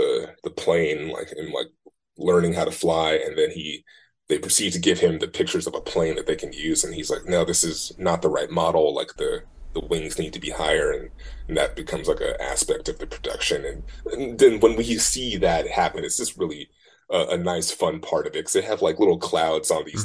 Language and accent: English; Oakland, California, United States; also born or lived in Martinez, California; I moved from Oakland to Martinez